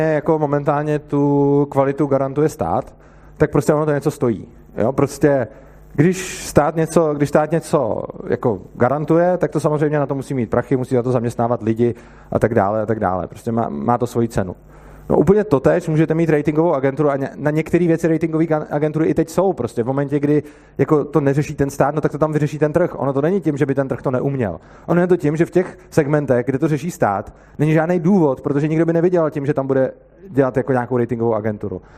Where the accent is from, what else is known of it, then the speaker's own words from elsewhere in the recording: Plzeň, Plzeň Region, Czechia; já jsem z Plzně